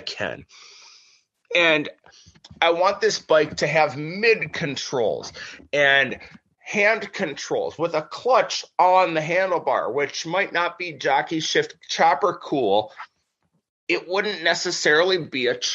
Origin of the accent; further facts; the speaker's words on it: Minnesota, United States; also born or lived in California; I'm Midwest. I'm as Minnesotan as it gets.